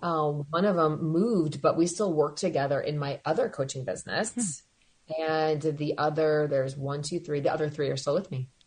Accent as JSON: {"language": "English", "town": "Madison", "region": "Wisconsin", "country": "United States", "tie": "born or raised there", "moved": "as an adult", "lives_now": "Alpena, United States", "said": "I was born and raised in Madison, Wisconsin"}